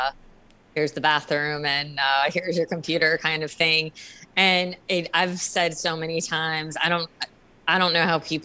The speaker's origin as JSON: {"language": "English", "town": "New Orleans", "region": "Louisiana", "country": "United States", "said": "I am from New Orleans, Louisiana"}